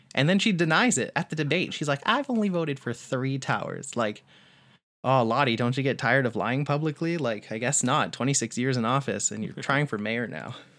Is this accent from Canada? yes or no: yes; Canada; I don't have a drop of Canadian blood in me. I was just born here